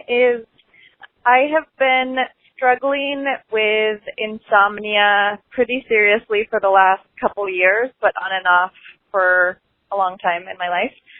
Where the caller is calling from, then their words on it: Arizona, United States; I'm calling from Arizona